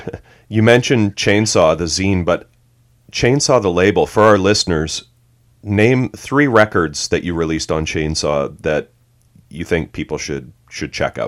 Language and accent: English; Canada; I'm Canadian